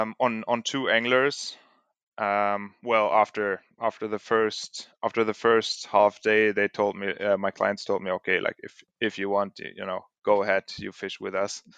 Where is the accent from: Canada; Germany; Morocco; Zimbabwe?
Germany; moved away; also born or lived in Sweden; born and raised in Germany